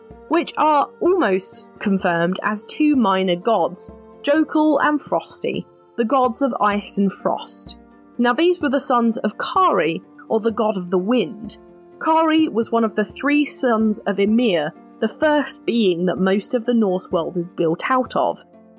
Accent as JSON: {"language": "English", "country": "United Kingdom", "said": "We're not just being British and dramatic."}